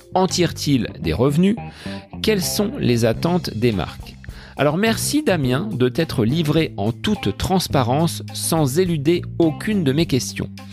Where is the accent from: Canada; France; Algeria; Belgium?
France; Bonneval, Centre-Val de Loire; mon village natal de Bonneval en Eure-et-Loire